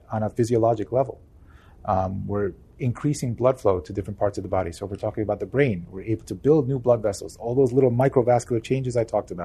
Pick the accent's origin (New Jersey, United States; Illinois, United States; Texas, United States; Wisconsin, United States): New Jersey, United States; I'm from New Jersey. We're in the Northeast